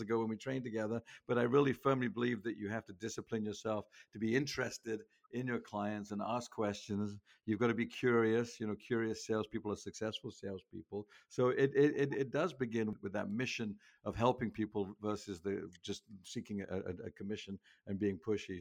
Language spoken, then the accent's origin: English; England, United Kingdom; moved away as an adult; now in United States; I grew up in England.